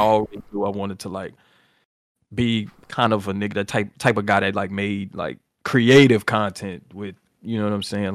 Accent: New Orleans, Louisiana, United States; I'm from New Orleans

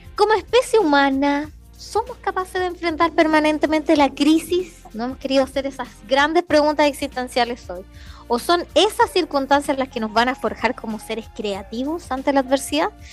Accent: Chile; now in Villa Alemana, Chile; Yo no soy de Valpo ni de Viña, soy del interior

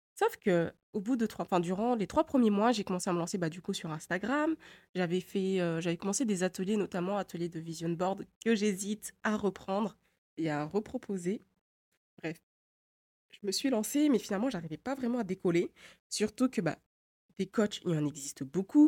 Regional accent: Mayotte; moved away as an adult; also born or lived in Poitiers, France; j'ai grandi avant, enfin jusqu'à mes 7 ans et demi, à Poitiers. Et après, on est rentré à Mayotte définitivement

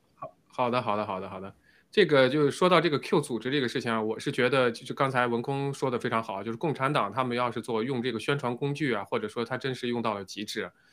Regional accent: China; 我们中国人

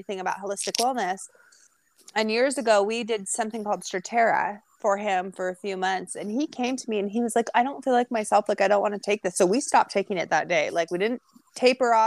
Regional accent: Edmonds, Washington, United States; now in California, United States; I am in California now, but I grew up in Edmonds

